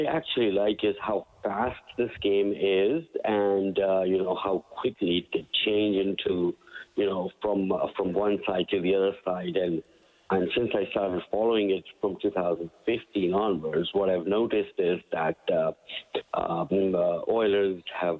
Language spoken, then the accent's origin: English; Karachi, Sindh, Pakistan; moved away as an adult; now in Canada; I came to Canada from Pakistan.